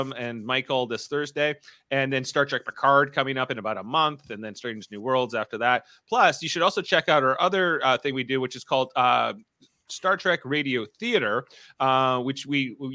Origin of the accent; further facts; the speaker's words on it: Ontario, Canada; accent: Ontario; my Ontario accent